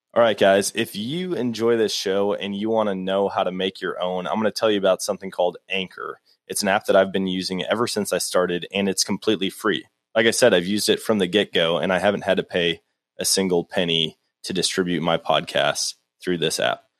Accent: Wisconsin, United States; I grew up in Wisconsin, being a whitetail hunter

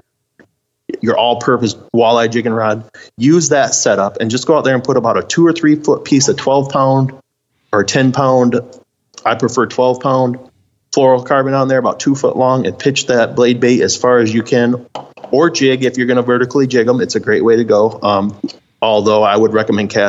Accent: United States; I'm a man and I'm from America.

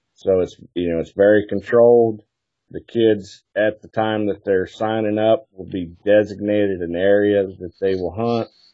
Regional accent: West Liberty, Ohio, United States; also born or lived in Colorado / Victor, Montana; born and raised here in West Liberty

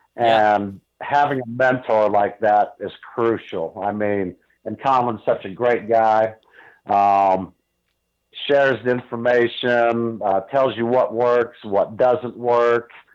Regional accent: Northeast Ohio, United States; moved away as an adult; now in New Mexico, United States; I grew up in Northeast Ohio

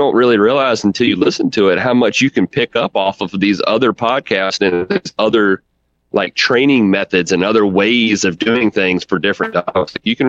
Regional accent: Virginia, United States; Like you said, I'm from Central Virginia, you know, right here smack dab in the middle of it.

